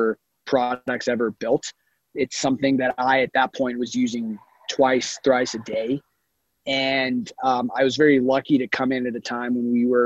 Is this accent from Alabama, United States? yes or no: yes; Huntsville, Alabama, United States; moved away; also born or lived in California; I grew up in Huntsville, Alabama, which is a little bit of a weird place for a California boy to grow up